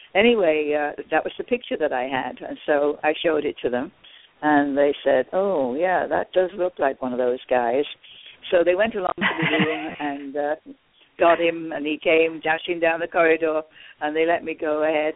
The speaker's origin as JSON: {"language": "English", "country": "United Kingdom", "said": "I'm, I'm British"}